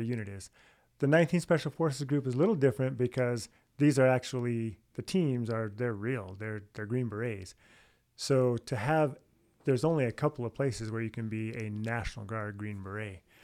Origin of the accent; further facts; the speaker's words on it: San Jose, California, United States; I'm from San Jose, California. I have what two brothers, one sister. Uh, we r- grew up all right there